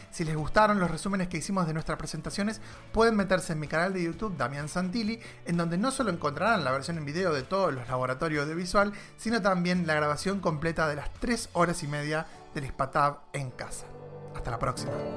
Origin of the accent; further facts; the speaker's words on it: Argentina; para nosotros como argentinos